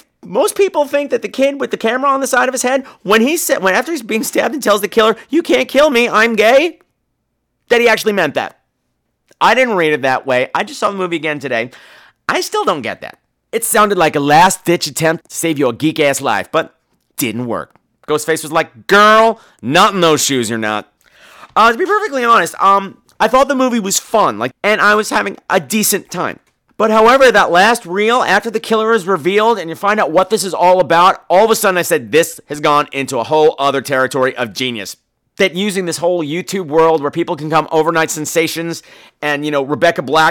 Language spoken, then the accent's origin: English; Long Island, New York, United States; I grew up on Long Island.